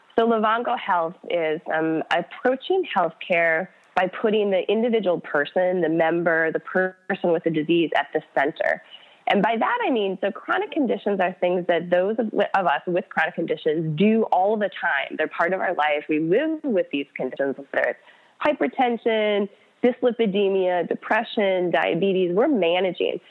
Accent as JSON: {"language": "English", "region": "Minnesota", "country": "United States", "tie": "born or raised there", "moved": "yes", "said": "I grew up in Minnesota."}